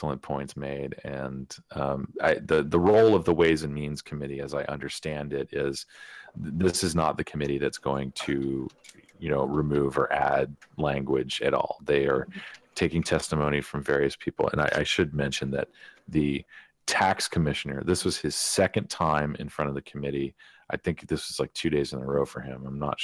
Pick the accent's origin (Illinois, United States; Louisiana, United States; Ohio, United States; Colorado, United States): Ohio, United States; moved away; I grew up in Ohio for a little bit